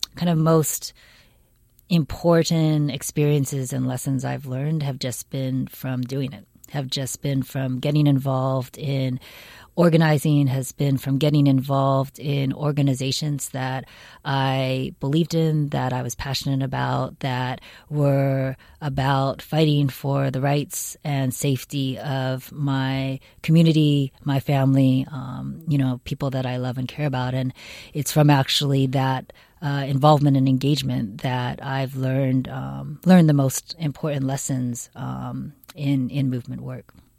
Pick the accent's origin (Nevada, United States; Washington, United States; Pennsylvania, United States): Washington, United States; Seattle; now in California, United States; I grew up in Seattle, Washington.